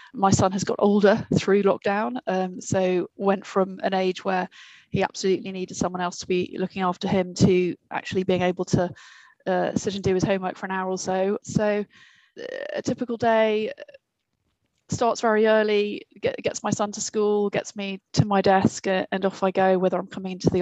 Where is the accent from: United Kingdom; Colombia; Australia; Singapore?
United Kingdom; also born or lived in United States / New York / Bermuda; I'm American as well as British, despite the way I speak